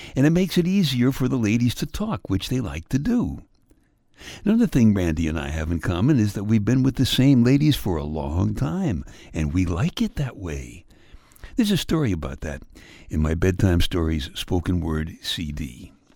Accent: Brooklyn, New York, United States; my hometown, Brooklyn

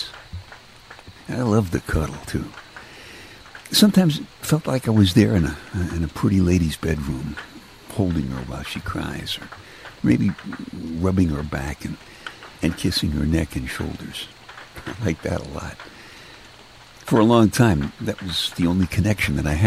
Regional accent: New York City, New York, United States; I'm from Brooklyn, and weather doesn't really mean very much most of the time in Brooklyn

